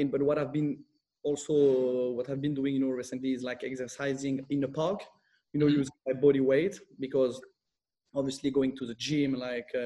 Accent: France and Corsica, France; moved away as an adult; also born or lived in London, United Kingdom / Milan, Italy / Spain; I'm half French, half Italian. I grew up between France and Corsica.

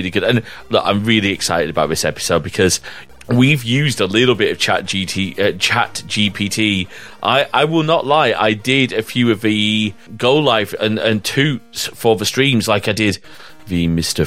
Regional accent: the north of England, United Kingdom; As an English northern man

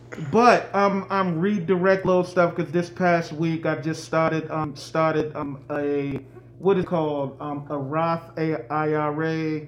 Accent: New York, United States; I'm from New York, and I can't.

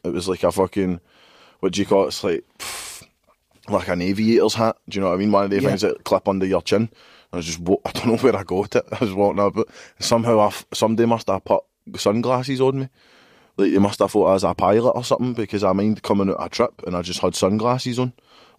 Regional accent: Paisley, Scotland, United Kingdom; growing up in Paisley, mate

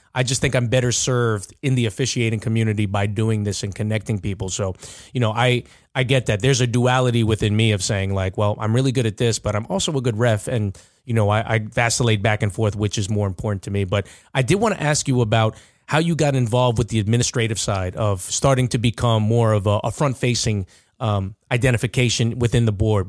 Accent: Nassau County, New York, United States; I'm still from Nassau County

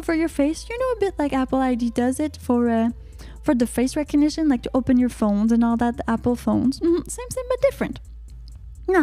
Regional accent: Canada; I'm from Canada

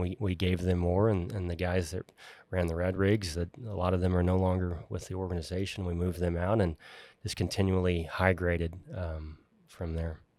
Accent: Houston, Texas, United States; now in Dallas, United States; I was born in Houston, uh, currently live in Dallas, but, uh, like any good Bofill Services Hand, Houston was where I'm originally from

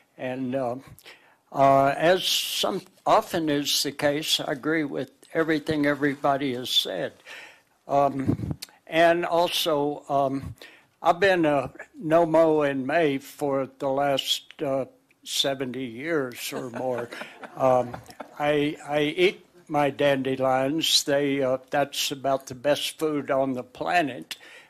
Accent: Fort Smith, Arkansas, United States; now in Longmont, United States; my hometown in Fort Smith, Arkansas

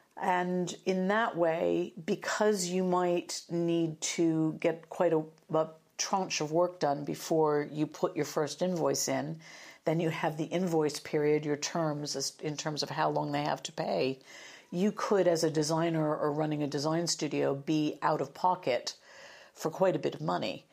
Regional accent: United States; accent: American; now in United Kingdom; started out in media in the U S, as you'll probably hear from my accent

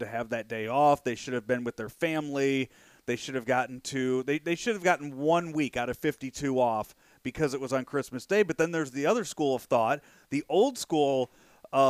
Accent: Chicago, Illinois, United States; when I was a kid growing up in the Chicagoland area

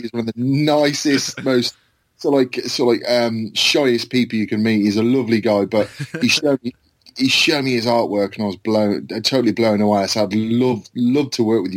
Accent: Worcestershire, West Midlands, United Kingdom; I'm from Worcestershire in England

